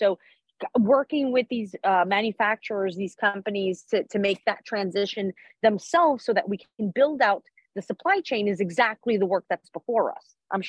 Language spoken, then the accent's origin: English; New York, United States; as a New Yorker